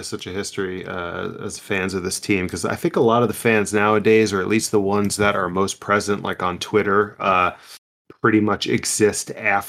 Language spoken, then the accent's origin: English; Clark, New Jersey, United States; I grew up in Clark.